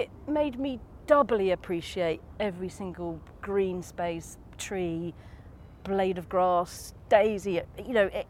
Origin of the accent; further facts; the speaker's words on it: Bishop's Stortford, East of England, United Kingdom; now in London, United Kingdom; You know, it's Bishop Stortford where I grew up.